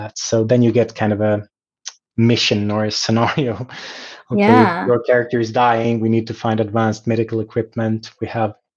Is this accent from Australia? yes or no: no; Sweden; my hometown